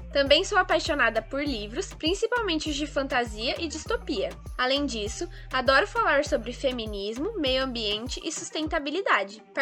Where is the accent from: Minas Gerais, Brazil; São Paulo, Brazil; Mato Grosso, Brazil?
São Paulo, Brazil; interior of; tenho 19 anos e sou do interior de São Paulo.